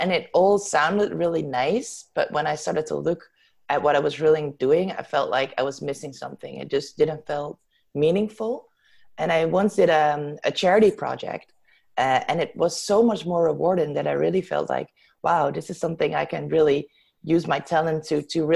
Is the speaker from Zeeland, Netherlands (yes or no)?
yes; Zeeland, Netherlands; moved away as an adult; now in Amsterdam, Netherlands; I was born and raised in Zeeland, in the south of the Netherlands, and I came to Amsterdam to study here. I still live here